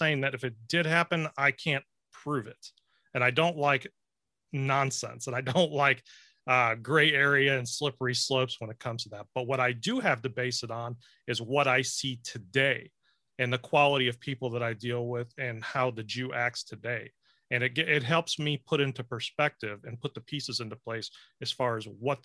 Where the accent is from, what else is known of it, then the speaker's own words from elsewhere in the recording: Western New York, United States; I was raised by my grandparents, and my mother was a single mother. I grew up in Western New York in a predominantly white area